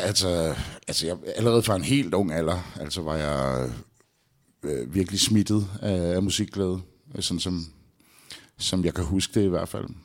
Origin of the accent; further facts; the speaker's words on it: Albertslund, Capital Region of Denmark, Denmark; ude i Albertslund, hvor jeg voksede op